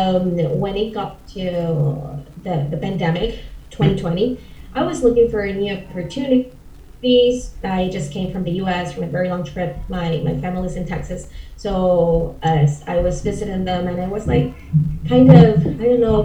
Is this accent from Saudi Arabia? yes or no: no; Caracas, Capital District, Venezuela; first language Spanish; English is a second language; now in Buenos Aires, Argentina; I'm from Caracas, Venezuela. I'm so proud of being Venezuelan.